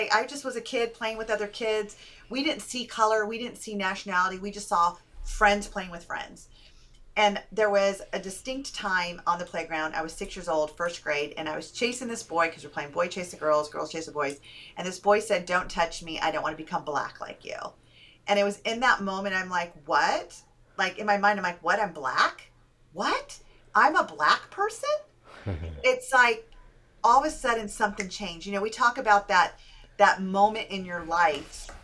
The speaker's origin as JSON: {"language": "English", "region": "California", "country": "United States", "tie": "born or raised there", "said": "I grew up in America, in California. I was born and raised there"}